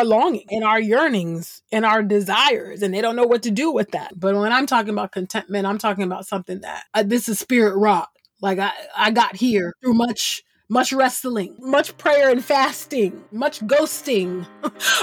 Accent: California, United States; I'm originally from California

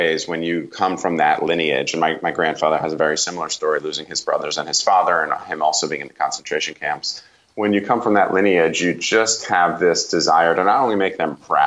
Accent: Northeast, United States; I grew up in the Northeast

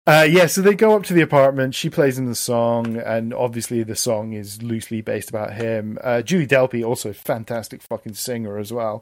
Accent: Stirling, Scotland, United Kingdom; moved away; My hometown of Stirling, Scotland

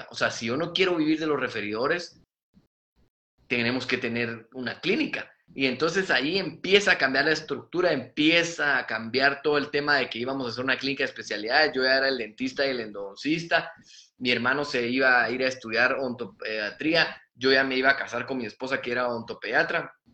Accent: Mexico; Entonces yo decía, bueno, vengo de México, vengo de San Luis, eh, soy bueno, eh, terminé antes

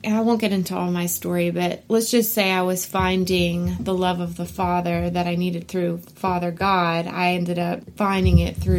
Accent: New York, United States; So I grew up in, like you said, I grew up in New York.

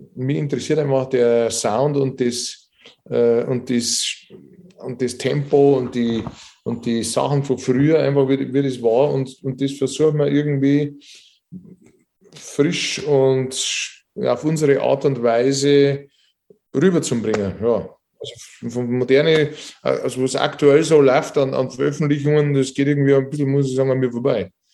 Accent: Regensburg, Bavaria, Germany; bei uns in Regensburg

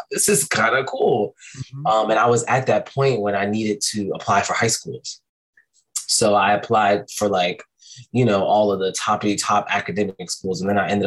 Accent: Philadelphia, Pennsylvania, United States; also born or lived in Virginia Beach / Suffolk / San Diego; So I was born here. We left and I came back. I want to say maybe towards like third, fourth grade, we came back. And I've been here ever since.

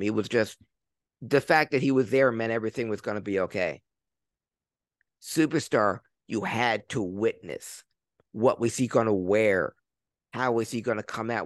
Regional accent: Philadelphia, Pennsylvania, United States; growing up in Philly in the Northeast

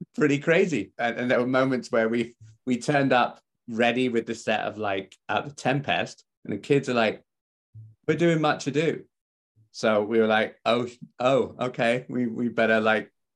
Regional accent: West Country, South West England, United Kingdom; moved away; I come from the West Country

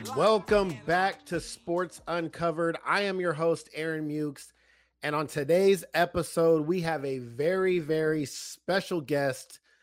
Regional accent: California, United States; I'm from California

